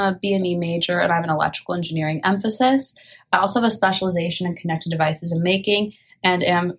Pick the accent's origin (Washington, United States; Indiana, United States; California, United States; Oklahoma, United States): California, United States; Bay Area; I'm from the Bay Area